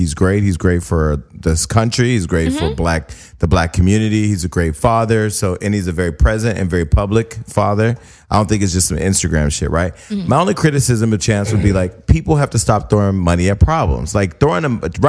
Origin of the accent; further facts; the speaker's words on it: Stockton, California, United States; I come from Stockton, California